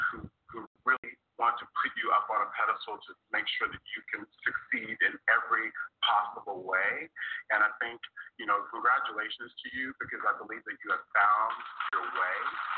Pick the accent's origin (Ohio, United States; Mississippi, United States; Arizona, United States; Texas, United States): Texas, United States; as a military kid growing up in Texas